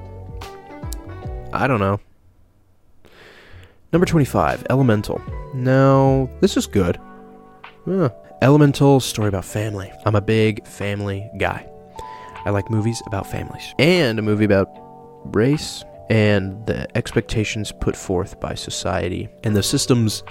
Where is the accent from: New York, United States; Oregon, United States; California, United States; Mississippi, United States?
Oregon, United States; my hometown